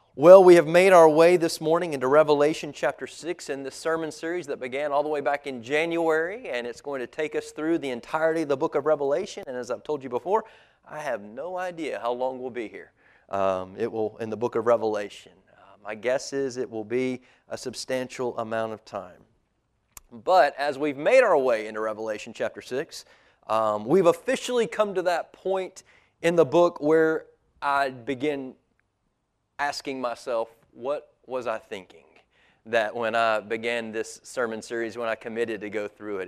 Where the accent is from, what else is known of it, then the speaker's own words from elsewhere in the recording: United States; as an American